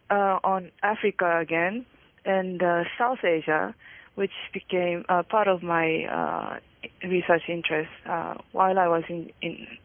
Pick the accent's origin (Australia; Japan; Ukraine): Japan; moved away as an adult; also born or lived in London, United Kingdom; I was born and raised in Japan, and uh, uh I went to a university in, in Tokyo. Uh, it's a university called the International Christian University.